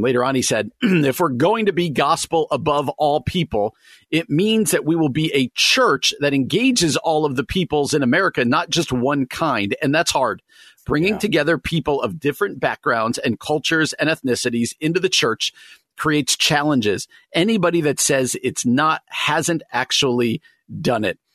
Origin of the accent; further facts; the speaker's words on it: New Jersey, United States; I grew up in New Jersey